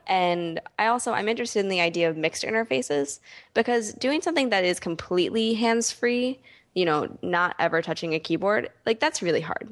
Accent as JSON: {"language": "English", "town": "Philadelphia", "region": "Pennsylvania", "country": "United States", "said": "I'm from Philadelphia"}